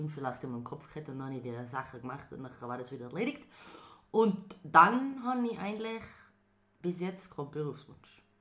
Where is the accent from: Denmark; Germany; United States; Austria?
Austria; Tyrol; habe glaube echt zwei schlagende Herzen, einmal für Tirol und einmal für Italien.